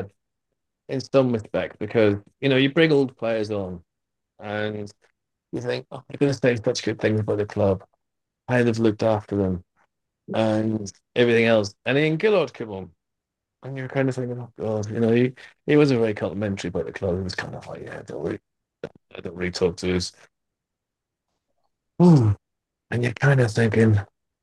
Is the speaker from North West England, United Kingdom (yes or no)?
no; Northern Ireland, United Kingdom